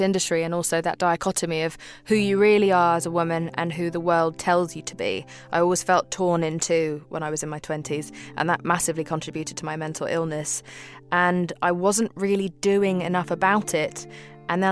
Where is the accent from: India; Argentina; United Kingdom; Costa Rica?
United Kingdom; England; also born or lived in Pakistan; I grew up in a time where England was incredibly racist towards people from Muslim backgrounds, and I came from Pakistan. So that was a really tricky time for my brother and I growing up in that country